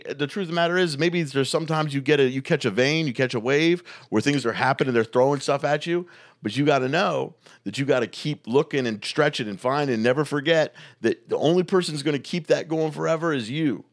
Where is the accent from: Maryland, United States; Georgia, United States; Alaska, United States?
Maryland, United States; Baltimore; moved away as an adult; also born or lived in New York; now in Indianapolis, United States; when I grew up in Baltimore